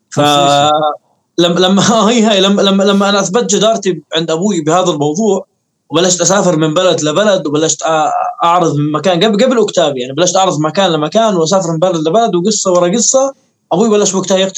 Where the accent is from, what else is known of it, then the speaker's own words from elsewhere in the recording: Irbid, Irbid Governorate, Jordan; moved away; كتبت اغنيه عن موضوع طلعت من اربد انه وبتوصف حالتي انا بهذيك الفتره آه بس آه ليش آه الاسباب اللي طلعت فيها من اربد